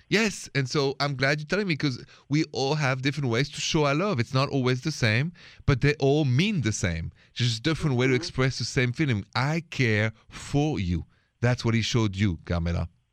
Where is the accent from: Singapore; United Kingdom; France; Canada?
France; accent: French; moved away as an adult; now in United States; I'm an American too, even if I have a French accent, I've been here 20 years